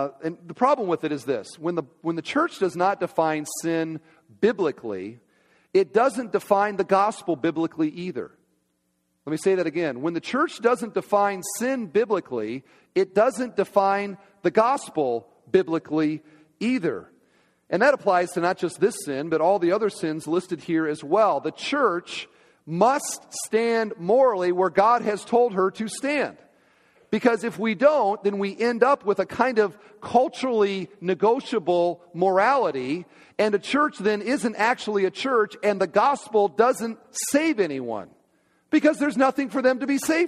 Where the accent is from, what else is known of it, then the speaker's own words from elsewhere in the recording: Iowa, United States; moved away; my home state, Iowa